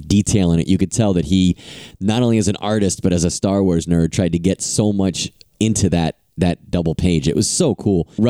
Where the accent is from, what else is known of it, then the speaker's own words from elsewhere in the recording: Long Island, New York, United States; now in Southern California, United States; I'm from Long Island originally, but I've been out here for quite some time now